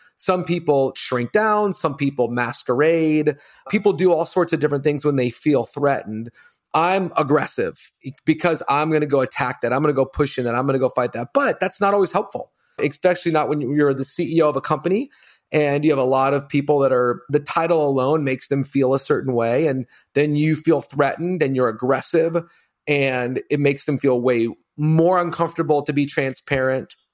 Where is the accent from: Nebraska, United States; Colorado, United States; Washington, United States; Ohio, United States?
Colorado, United States; I grew up in Colorado, all boys